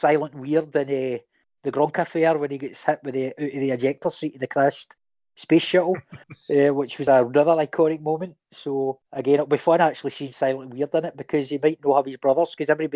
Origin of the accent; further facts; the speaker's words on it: Scotland, United Kingdom; I'm a Scotsman myself.